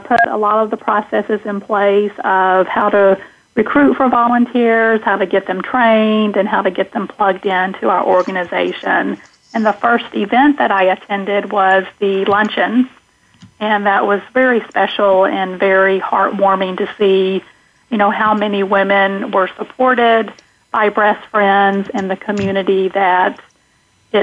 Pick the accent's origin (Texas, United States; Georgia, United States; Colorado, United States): Texas, United States; accent: southern; moved away as an adult; also born or lived in Connecticut; now in Oregon, United States; as you can probably detect a southern accent, I grew up in Texas